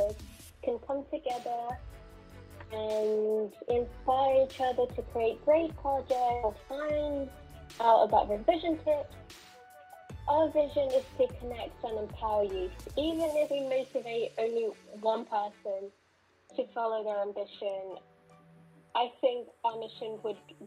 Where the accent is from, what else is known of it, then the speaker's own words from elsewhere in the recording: Spain; also born or lived in Moscow, Russia / Chicago, United States; In 2011, I moved to Spain